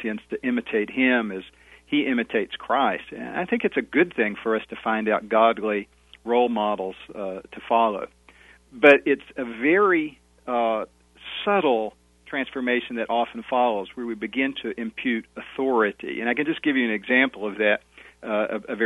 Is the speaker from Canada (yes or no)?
no; United States; our identities as believers and our identities as Americans